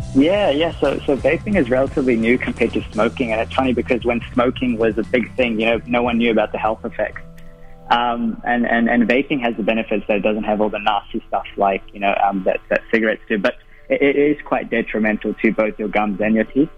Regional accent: Auckland, New Zealand; I'm from Auckland

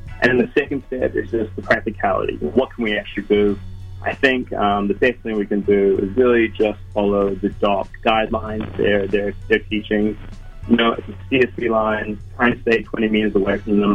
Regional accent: New Zealand; growing up in Zen, Aotearoa, New Zealand

